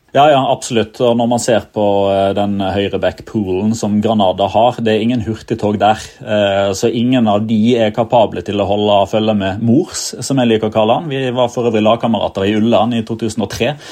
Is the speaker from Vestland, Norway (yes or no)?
yes; Odda, Vestland, Norway; jeg som, som vestlending er fra Odda i Hardanger